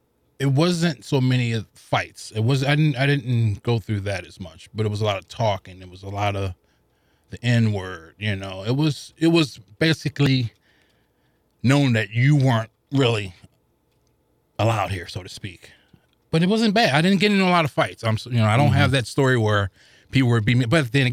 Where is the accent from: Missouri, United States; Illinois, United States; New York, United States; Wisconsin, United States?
Missouri, United States; St. Louis; I grew up in the projects of the Vaughn Housing Projects down off of Cass. I forget the street. It's been so long. But I'm literally, you could probably throw 10 rocks and hit downtown.